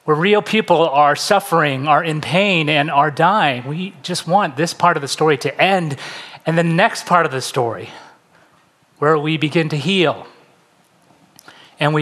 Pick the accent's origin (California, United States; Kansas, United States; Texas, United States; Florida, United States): California, United States; San Francisco Bay Area; moved away as an adult; also born or lived in Pasadena / West Los Angeles; now in Los Angeles, United States; I'm originally from the San Francisco Bay Area. I moved down to LA to go to UCLA